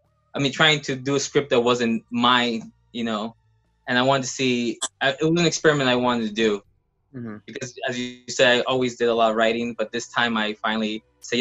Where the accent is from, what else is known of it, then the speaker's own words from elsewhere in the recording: Los Angeles, California, United States; I've been here in LA for all my life